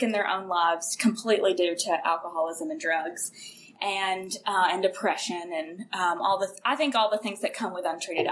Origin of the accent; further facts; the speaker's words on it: Kentucky, United States; moved away; I am from Kentucky, a really small town in Kentucky, population of about 5,000 in the county